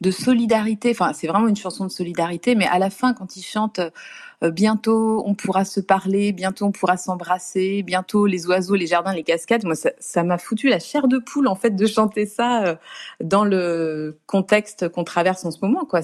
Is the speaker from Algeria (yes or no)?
no; Nantes, Pays de la Loire, France; Et donc, moi, je, je vivais à Nantes à l'époque, je suis nantaise, donc je représentais ma région, entre guillemets.